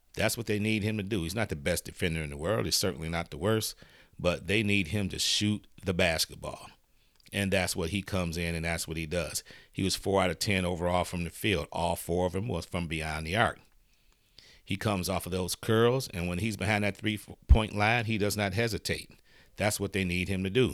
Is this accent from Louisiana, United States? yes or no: no; Detroit, Michigan, United States; I'm from Detroit